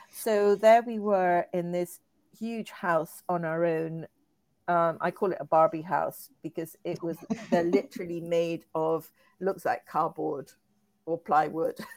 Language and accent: English; Ecuador; also born or lived in Peru / Egypt / Hong Kong / Las Vegas; I was born in Peru, brought up in Ecuador